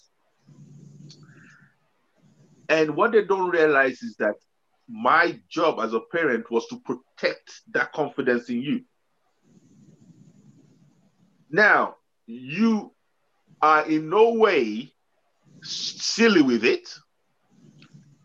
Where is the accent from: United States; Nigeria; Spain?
Nigeria; moved away as an adult; now in United Kingdom; growing up in Nigeria, I left Nigeria when I was 19. So I grew up in Nigeria.